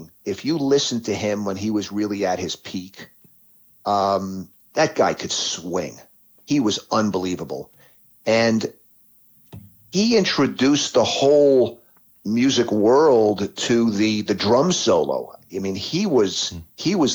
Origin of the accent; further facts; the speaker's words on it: New York City, New York, United States; I grew up in New York City